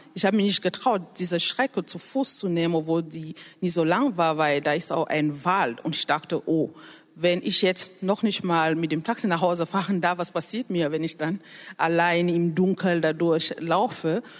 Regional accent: Cameroon; German is a second language; moved away as an adult; now in Germany; Ich komme ursprünglich aus Kamerun und lebe seit mehr als zehn Jahren in Deutschland

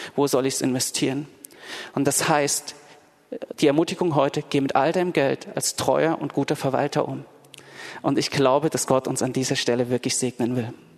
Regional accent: Dresden, Saxony, Germany; now in Berlin, Germany; ich bin in Dresden in der Gemeinde aufgewachsen

